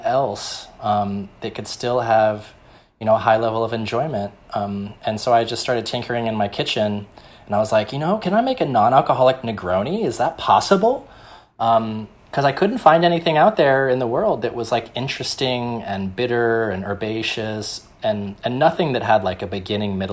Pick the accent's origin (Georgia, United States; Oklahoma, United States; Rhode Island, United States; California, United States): Oklahoma, United States; Tulsa; now in New York, United States; through my dad's church, we would go and feed the homeless in downtown Tulsa, Oklahoma